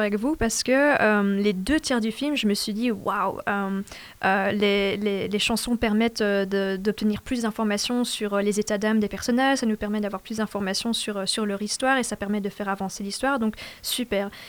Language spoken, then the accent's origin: French; Belgium; je suis à moitié euh, flamande, à moitié francophone.